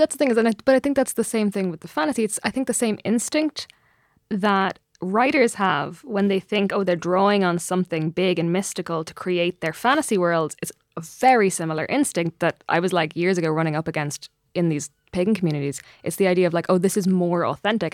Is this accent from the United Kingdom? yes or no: no; Ireland; as an Irish person